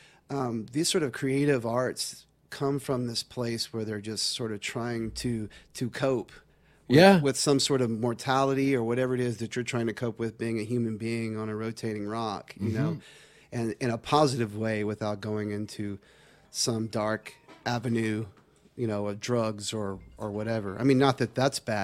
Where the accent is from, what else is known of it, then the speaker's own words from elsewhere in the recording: Texas–Louisiana border, United States; I was raised right on the border of Texas and Louisiana